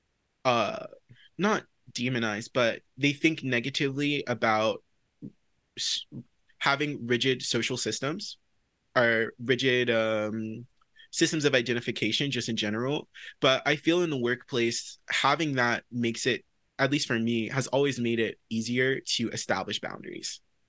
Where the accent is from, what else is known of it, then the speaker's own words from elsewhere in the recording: the South, United States; moved away as an adult; also born or lived in New York; I'm from the South as well